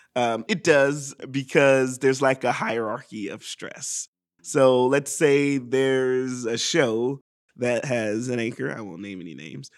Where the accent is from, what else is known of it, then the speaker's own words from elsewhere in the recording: Hephzibah, Georgia, United States; also born or lived in Augusta, Georgia; now in Atlanta, United States; I was born in Augusta, Georgia, and I lived most of what, the first five years of my life in Augusta and then moved to Hepzibah, Georgia